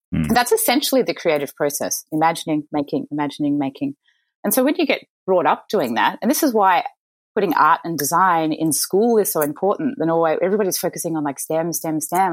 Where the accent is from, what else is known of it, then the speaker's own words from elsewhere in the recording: Mornington Peninsula, Victoria, Australia; also born or lived in Chicago; I was born in Chicago, but I moved to Australia to Australian parents as a baby. So I'm a dual American Australian uh, citizen. But I grew up in a lovely part of Australia called the Mornington Peninsula